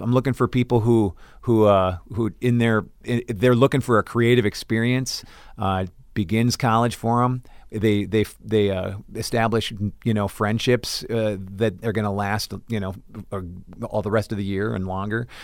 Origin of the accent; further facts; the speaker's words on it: Brooklyn Center, Minnesota, United States; I am from Brooklyn Center, Minnesota